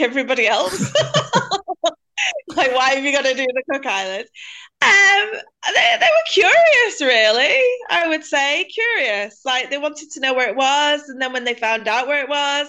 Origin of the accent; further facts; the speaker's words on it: England, United Kingdom; I'm from England